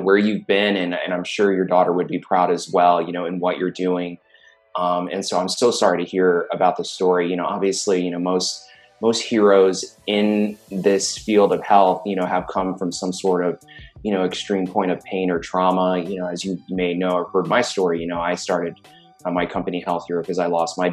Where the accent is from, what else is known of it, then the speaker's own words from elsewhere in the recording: New York City, New York, United States; also born or lived in Florida; now in Silicon Valley, United States; I grew up in Brooklyn, and then Florida. And then, I'm out here in Silicon Valley